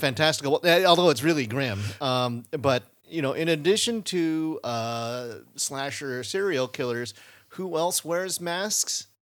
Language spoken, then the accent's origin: English; Davis, California, United States; when I grew up in Davis